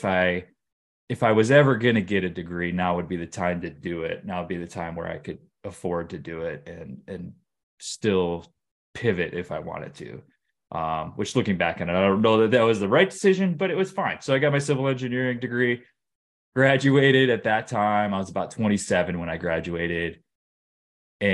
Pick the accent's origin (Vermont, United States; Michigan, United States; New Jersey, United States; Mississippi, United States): Michigan, United States; Detroit; Sure. Yeah, I grew up in Metro Detroit, kind of a standard middle-class upbringing. I grew up in the suburbs of Detroit.